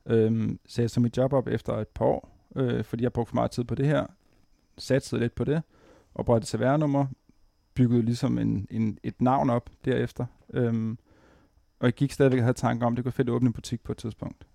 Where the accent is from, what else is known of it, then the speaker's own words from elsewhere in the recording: Præstø, Zealand, Denmark; moved away as an adult; also born or lived in Vordingborg; now in Copenhagen, Denmark; jeg er nede fra Sydsjælland, nede fra Præstø